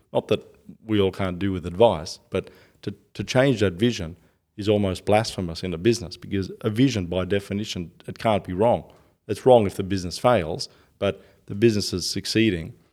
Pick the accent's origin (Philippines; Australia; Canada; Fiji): Australia; I'm Australian